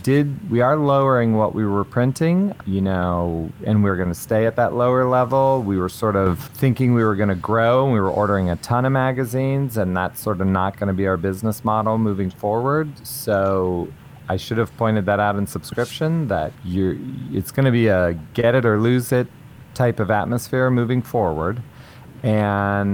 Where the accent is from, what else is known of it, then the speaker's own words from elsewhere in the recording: Columbus, Ohio, United States; I'll be in Columbus in my hometown at Easton Barnes & Noble